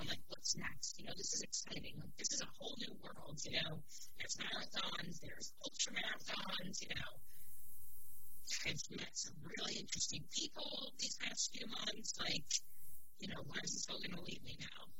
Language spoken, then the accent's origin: English; New York City, New York, United States